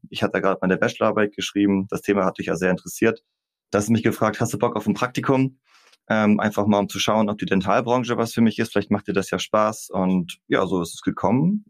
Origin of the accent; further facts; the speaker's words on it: Kappeln, Schleswig-Holstein, Germany; also born or lived in Kiel; Ich komme aus dem beschaulichen Schleswig-Holstein, bin in Kappeln geboren, dort auch zur Schule gegangen, in Kiel studiert und im Prinzip auch die komplette berufliche Laufbahn hier geblieben